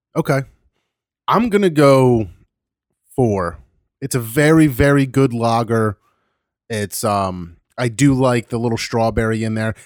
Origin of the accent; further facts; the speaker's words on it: Philadelphia, Pennsylvania, United States; I was from Philly